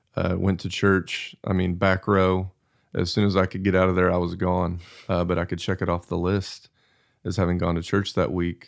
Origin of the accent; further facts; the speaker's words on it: Abilene, Texas, United States; So I grew up in Abilene, Texas, and we were at church anytime